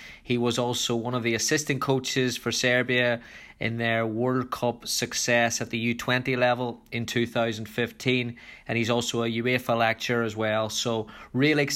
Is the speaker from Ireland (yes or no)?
yes; Ireland; I was growing up in Ireland in the 90s